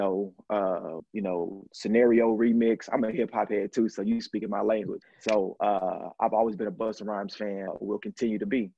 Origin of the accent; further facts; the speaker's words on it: Houston, Texas, United States; I'm from the north side of Houston. The neighborhood that I'm from is called Acres Homes